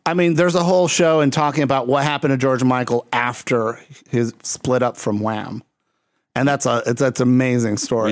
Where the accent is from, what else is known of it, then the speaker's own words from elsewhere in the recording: Puerto Rico; I'm coming from Puerto Rico